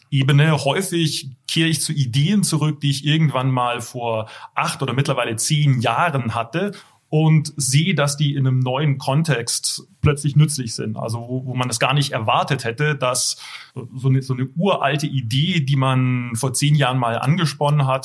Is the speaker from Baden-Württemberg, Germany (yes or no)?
yes; Baden-Württemberg, Germany; geboren und aufgewachsen im Heilbronner Land und habe in Karlsruhe studiert und dann auch promoviert